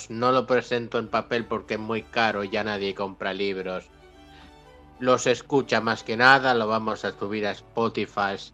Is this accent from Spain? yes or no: yes; Spain; accent: Spanish; now in Argentina; Soy español afincado en esta tierra desde hace 50 años ah. ya. Soy un argentino ya aquí más que argentino patagónico.